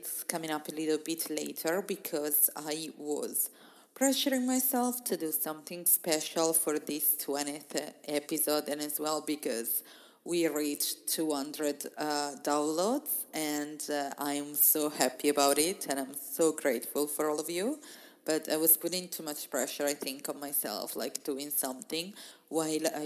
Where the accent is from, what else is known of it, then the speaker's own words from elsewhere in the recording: Italy; moved away as an adult; I left my hometown in Italy to start traveling